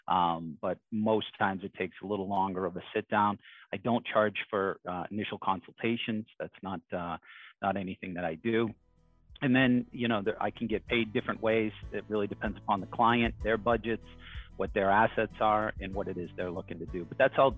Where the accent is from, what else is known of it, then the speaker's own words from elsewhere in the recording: Boston, Massachusetts, United States; I grew up in Dorchester, Mattapan.